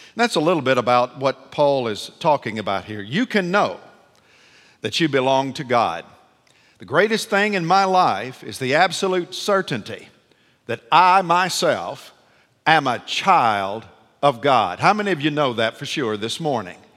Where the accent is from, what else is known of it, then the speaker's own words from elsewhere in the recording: Nashville, Tennessee, United States; I'm from Nashville, Tennessee